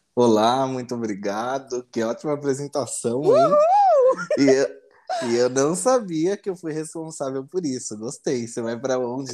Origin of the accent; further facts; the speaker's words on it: São Paulo, Brazil; eu sou de São Paulo, São Paulo capital, mas atualmente eu moro no interior de São Paulo, numa cidade pequena chamada Guaí